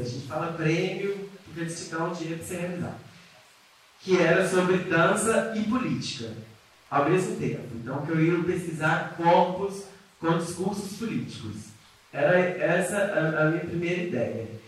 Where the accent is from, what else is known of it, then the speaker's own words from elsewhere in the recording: Coronel Fabriciano, Minas Gerais, Brazil; moved away as an adult; also born or lived in Buenos Aires; eu sou de Coronel Fabriciano, Roça, quem não conhece por aí, Patinga, do lado de Patinga, né, Vale do Aço. Estudei escola católica a vida inteira